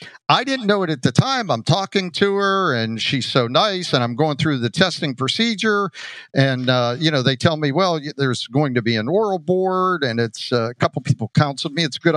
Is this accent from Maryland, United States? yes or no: no; Johnstown, Pennsylvania, United States; moved away as an adult; also born or lived in Eau Claire, Wisconsin; Great town to start in, very similar to my hometown of Johnstown.